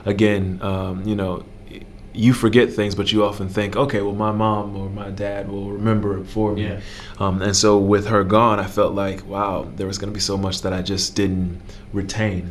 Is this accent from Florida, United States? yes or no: yes; Miami, Florida, United States; growing up in Liberty City